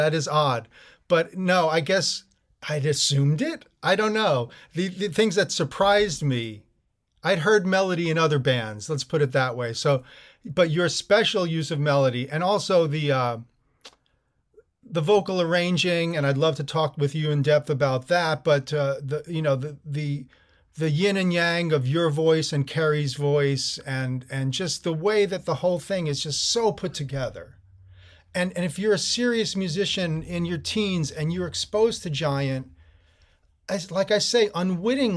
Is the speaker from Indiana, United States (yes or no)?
no; Teaneck, New Jersey, United States; growing up in New Jersey in Teaneck